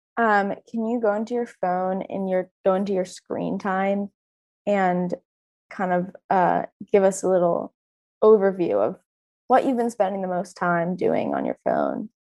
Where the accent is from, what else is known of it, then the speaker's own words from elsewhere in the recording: Orange County, California, United States; I grew up in Orange County